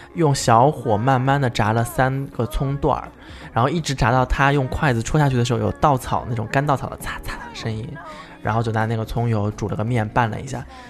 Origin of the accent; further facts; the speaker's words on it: the South, southern China, China; moved away; 她就知道我是南方人